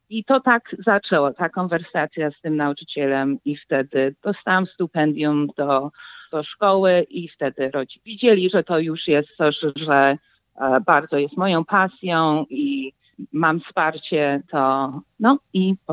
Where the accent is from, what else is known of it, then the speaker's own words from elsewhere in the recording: Warsaw, Masovian Voivodeship, Poland; now in United States; Jestem z Warszawy, mama jest z Starego Miasta, tata jest z Konstancinie. To wiesz, obydwa piękne miejsce, piękne rejony, to no, czuję dużą koneksję i, i zawsze będę czuła.